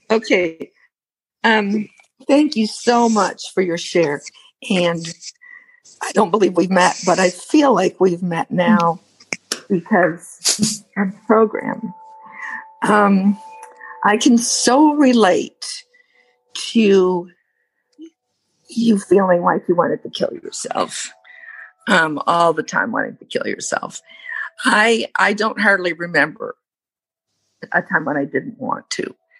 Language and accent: English; United States; I'm a sexaholic from the States.